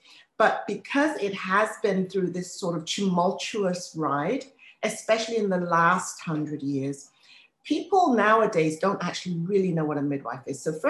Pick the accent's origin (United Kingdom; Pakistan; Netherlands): United Kingdom; England; now in United States; I mean, I've been in the United States now for 32 years. Born and raised in England, you might be able to tell, but having lived here this long